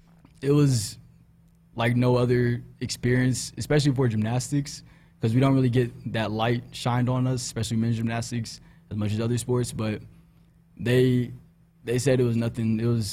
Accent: Houston, Texas, United States; I'm from Houston. Just started introducing myself and everything.

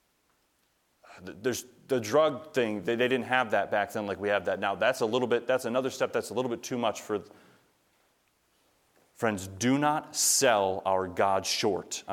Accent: United States; we as American believers

